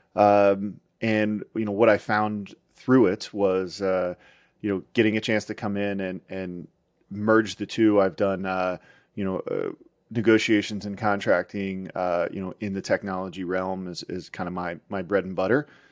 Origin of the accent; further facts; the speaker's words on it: outside Pittsburgh, Pennsylvania, United States; I grew up outside Pittsburgh